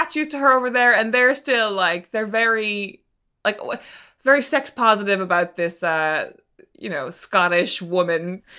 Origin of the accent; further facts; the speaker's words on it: Norway; I'm from Norway and this is normal. Yeah. I'm from